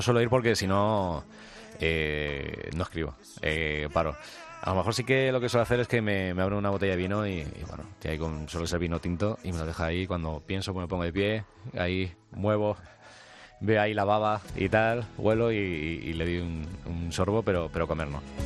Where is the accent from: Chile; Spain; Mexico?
Spain; Alcalá; Yo soy de Alcalá